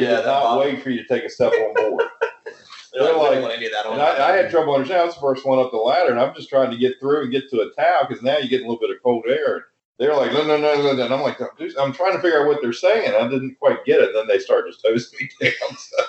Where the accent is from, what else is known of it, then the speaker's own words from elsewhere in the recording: Appalachia, West Virginia, United States; growing up in Appalachia